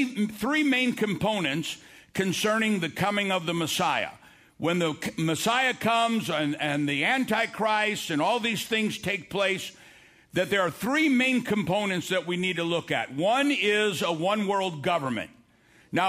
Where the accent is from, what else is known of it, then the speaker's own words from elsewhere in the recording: United States; I'm an American